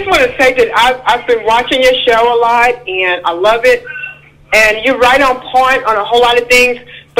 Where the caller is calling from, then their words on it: Round Rock, Texas, United States; I'm calling from Round Rock, Texas, right outside of Austin, Texas.